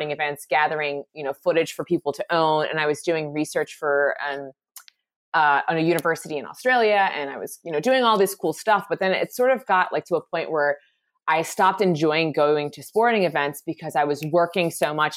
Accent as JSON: {"language": "English", "town": "Philadelphia", "region": "Pennsylvania", "country": "United States", "tie": "born or raised there", "said": "I'm originally from Philadelphia"}